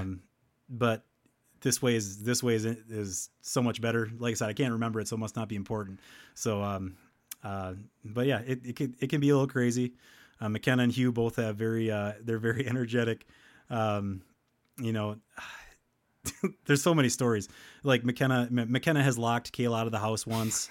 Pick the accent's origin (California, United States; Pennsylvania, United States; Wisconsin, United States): Wisconsin, United States; Helenville; I'm from Wisconsin. I spend most of my time, uh, uh, in Hellenville